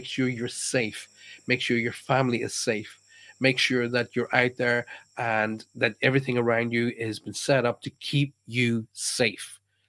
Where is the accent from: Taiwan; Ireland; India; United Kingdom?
Ireland; accent: Irish; My accent has gone. Well, my pals all say to me, oh my God, you're so English. A lot of people from the United States go, oh, you've got a beautiful Irish accent.